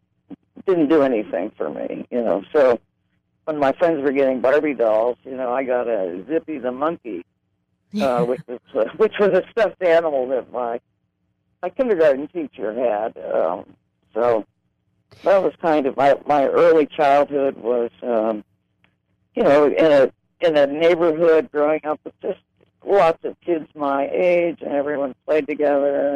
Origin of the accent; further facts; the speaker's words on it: Grove City, Pennsylvania, United States; I grew up in a small town in Western Pennsylvania called Grove City